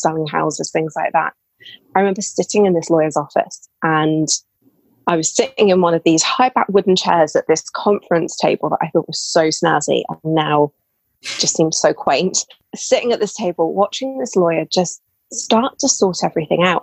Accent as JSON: {"language": "English", "country": "United Kingdom", "said": "so as you can tell, probably from my voice, I'm British. Um, I live in England."}